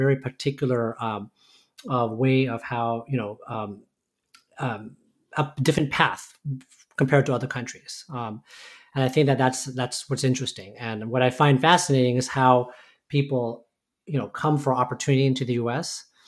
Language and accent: English; Oxnard, California, United States; So, I was born in Oxnard, California, and grew up in a kind of a mostly Hispanic and Asian community.